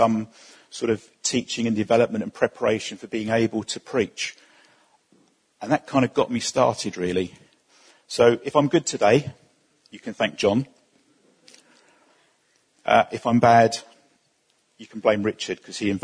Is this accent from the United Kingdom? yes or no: yes; Essex, East of England, United Kingdom; we come from Essex